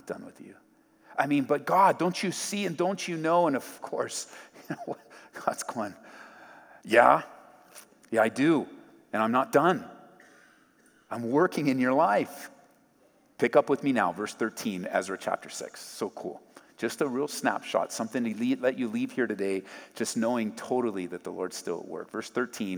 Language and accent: English; Southern California, United States; moved away as an adult; I grew up in Southern California.